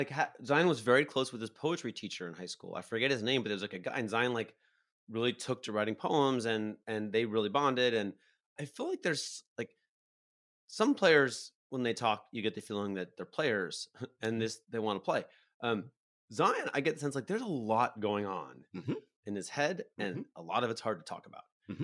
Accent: England, United Kingdom; I'm from England.

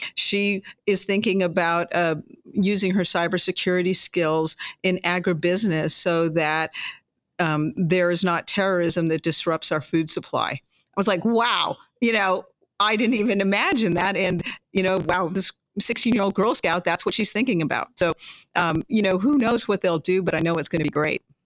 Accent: Las Cruces, New Mexico, United States; when I was a young girl growing up in Las Cruces, New Mexico

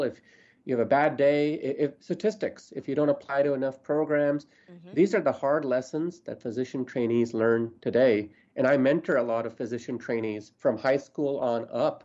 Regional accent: Arizona, United States; I used to volunteer with her at the VA hospital where I grew up in Arizona

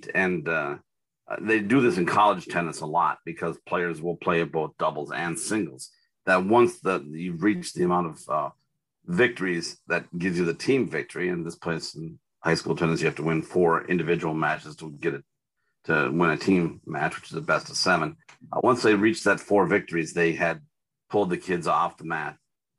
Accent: Minnesota, United States; I'm Minnesotan through and through.

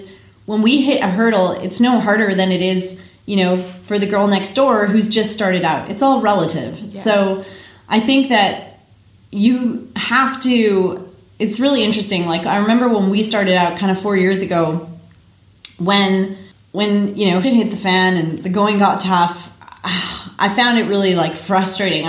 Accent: Canada; now in Australia; as a Canadian

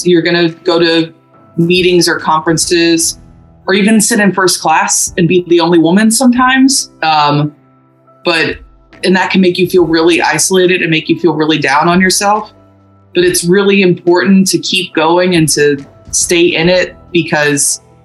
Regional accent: Louisville, Kentucky, United States

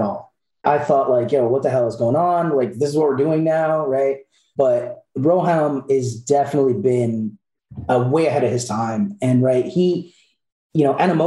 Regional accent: Long Island, New York, United States; I'm from Long Island

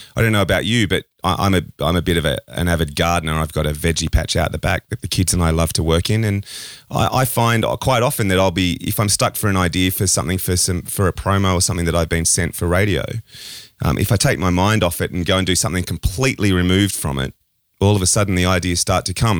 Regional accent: Australia; an Australian

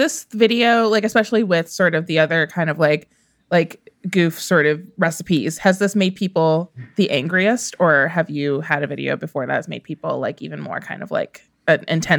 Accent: Midwest, United States; I'm from the Midwest.

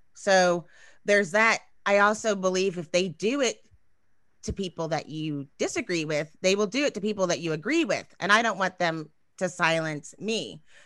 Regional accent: Texas, United States; I'm from Texas

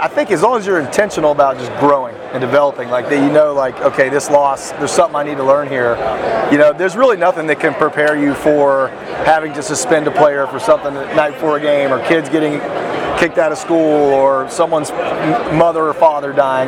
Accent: West Virginia, United States; I'm from West Virginia. We're a small community.

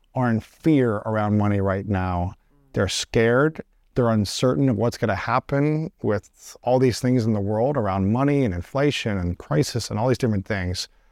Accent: Columbus, Ohio, United States; in my hometown of Columbus, Ohio

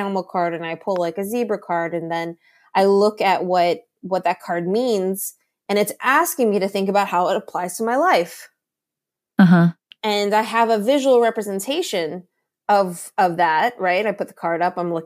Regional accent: Laos; I'm from Laos. We believe in ghosts.

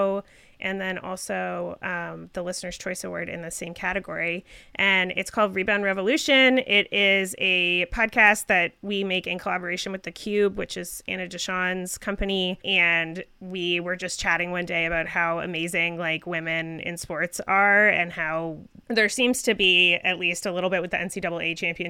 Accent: Canada; I am Canadian

